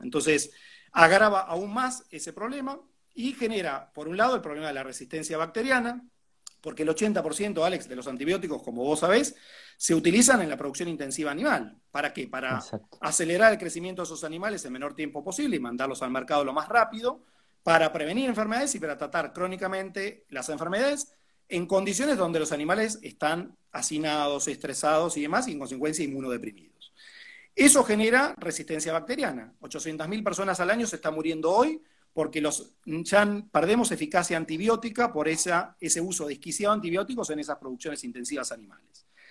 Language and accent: Spanish; Argentina; nuestro país